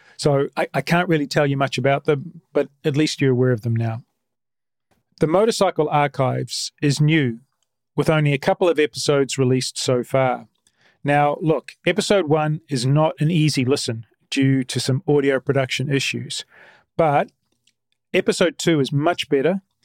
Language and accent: English; New Zealand; I'm a Kiwi